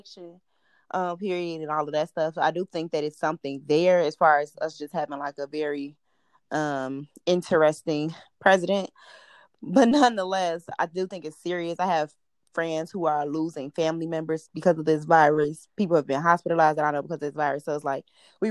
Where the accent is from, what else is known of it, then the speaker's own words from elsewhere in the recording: Chicago, Illinois, United States; I'm from Chicago.